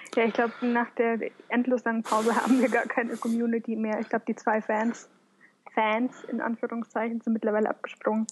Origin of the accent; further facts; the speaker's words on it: Munich, Bavaria, Germany; moved away; also born or lived in Upper Palatinate; ich komme aus München.